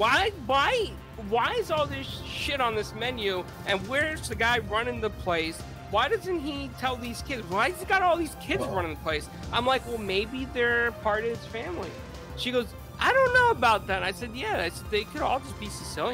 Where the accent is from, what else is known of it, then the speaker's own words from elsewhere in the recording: United States; My mom literally got on the plane to have me born in the United States of America